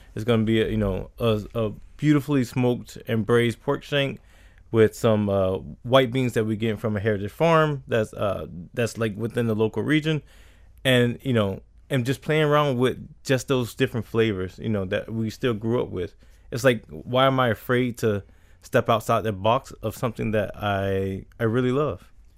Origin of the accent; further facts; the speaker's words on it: Riviera Beach, Florida, United States; I grew up in Revere Beach